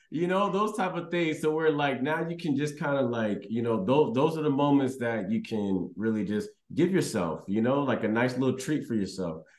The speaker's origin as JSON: {"language": "English", "town": "Houston", "region": "Texas", "country": "United States", "tie": "born or raised there", "said": "I was raised in Texas"}